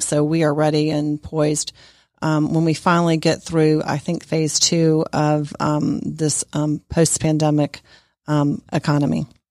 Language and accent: English; Sandy Springs, Georgia, United States; I am actually from Sandy Springs, Georgia, and I grew up in the community.